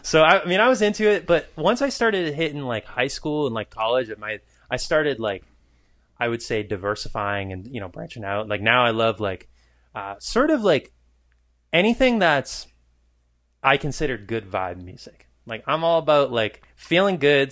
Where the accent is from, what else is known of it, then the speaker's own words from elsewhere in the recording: New Hampshire, United States; I grew up in New Hampshire.